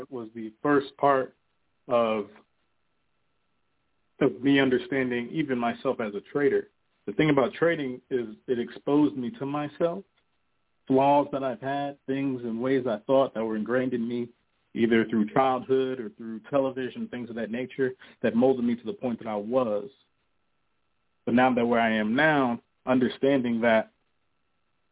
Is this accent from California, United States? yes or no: no; North New Jersey, United States; I'm from North New Jersey